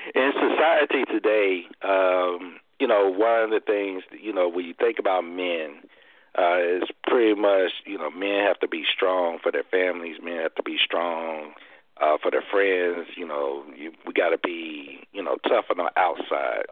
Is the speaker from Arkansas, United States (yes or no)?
yes; Arkansas, United States; moved away; I was back home in my hometown of Arkansas